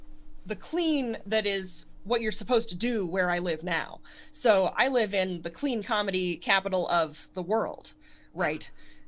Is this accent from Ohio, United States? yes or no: no; Connecticut, United States; it gave me the sort of voice that I have, like literally the voice, in the sense that I speak like a person from Connect